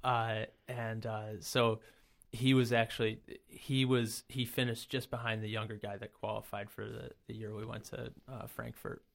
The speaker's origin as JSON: {"language": "English", "town": "Brockport", "region": "New York", "country": "United States", "tie": "born or raised there", "said": "I'm, uh, born and raised in the Rochester area, never really left. Um, I grew up in Brockport"}